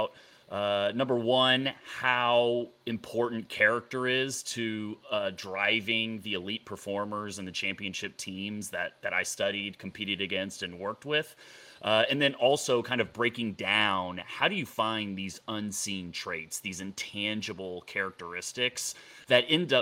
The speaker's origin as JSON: {"language": "English", "town": "Dallas", "region": "Texas", "country": "United States", "tie": "born or raised there", "also_born_or_lived": "Boulder, Colorado", "moved": "as an adult", "said": "I grew up in Dallas, Texas"}